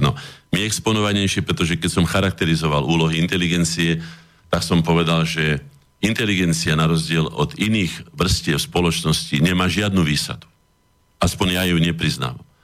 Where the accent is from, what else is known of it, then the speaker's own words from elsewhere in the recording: Slovakia; also born or lived in Bratislava (Štrkovec); sme my Slováci